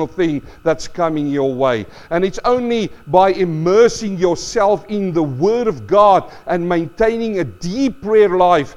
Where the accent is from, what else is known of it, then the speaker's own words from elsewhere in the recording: South Africa; now in Australia; I grew up in South Africa